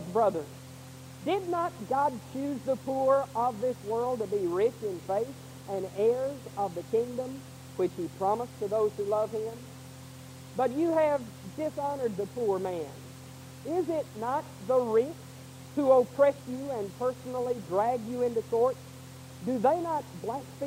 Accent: Houston, Texas, United States; I grew up in Houston

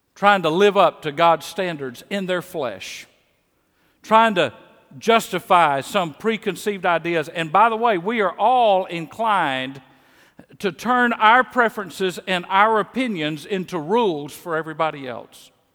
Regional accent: Mississippi, United States; accent: Mississippi; moved away as an adult; also born or lived in Kansas City; my Mississippi accent

